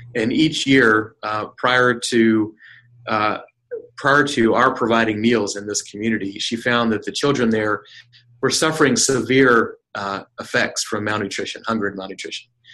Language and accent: English; North Carolina, United States; also born or lived in Seville, Spain; I, was born and raised in North Carolina